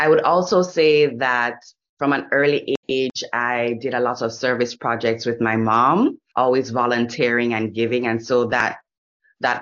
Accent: Jamaica; moved away as an adult; I grew up in Jamaica

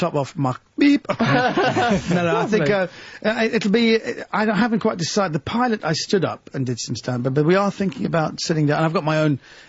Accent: London, United Kingdom; I was born in London.

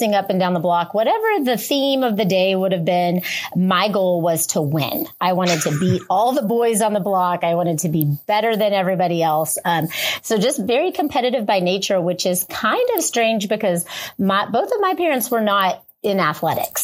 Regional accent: Lubbock, Texas, United States; I grew up in Lubbock, Texas and played, you know, for Monterey High School

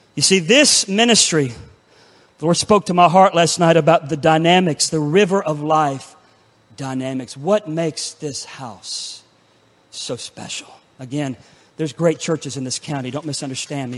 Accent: Pensacola, Florida, United States; my hometown of Pensacola, Florida

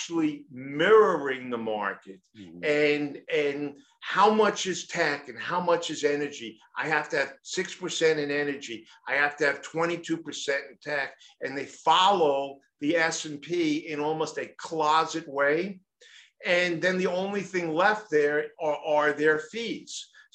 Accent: New York City, New York, United States; I'm from New York City.

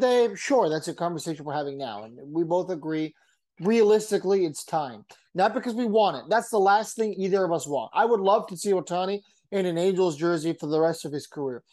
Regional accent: San Diego, California, United States; I'm from San Diego

